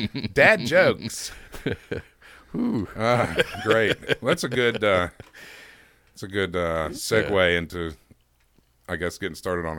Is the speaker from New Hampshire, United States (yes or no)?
no; Nebraska, United States; accent: Nebraska; I was told that my Nebraska accent was really bad, so I don't want to do a New Jersey accent.